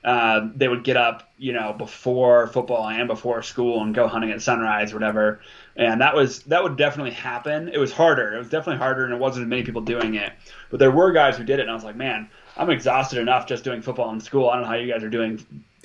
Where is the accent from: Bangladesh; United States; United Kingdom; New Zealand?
United States; Montana; also born or lived in Alaska; I was born in Alaska and I moved to Montana when I was 4.